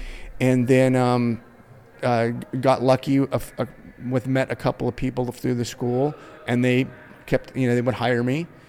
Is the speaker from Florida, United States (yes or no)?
no; Los Angeles, California, United States; I was raised in Los Angeles